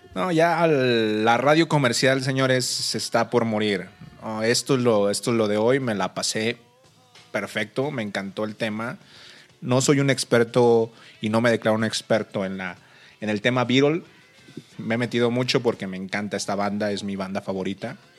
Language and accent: Spanish; Monterrey, Nuevo León, Mexico; moved away as an adult; now in Mexico City, Mexico; Yo soy de Monterrey, la raza. Por, este, me vine a vivir aquí el DF, tengo dos años.